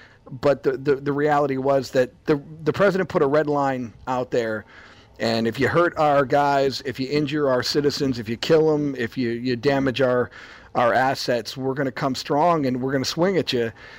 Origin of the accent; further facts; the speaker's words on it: Buffalo, New York, United States; We're from Buffalo